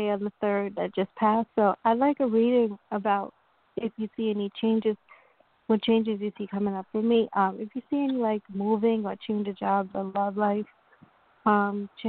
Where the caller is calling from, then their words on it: New York, United States; I'm calling from New York